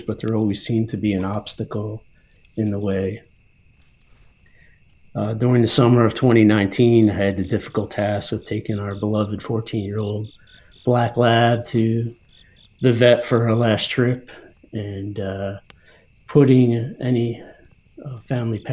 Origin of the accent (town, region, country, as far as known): New Jersey, United States; born or raised there; now in Pennsylvania, United States